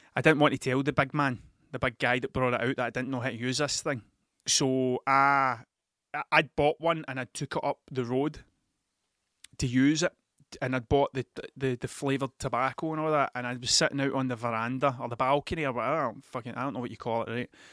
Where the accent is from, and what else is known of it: Scotland, United Kingdom; accent: Scottish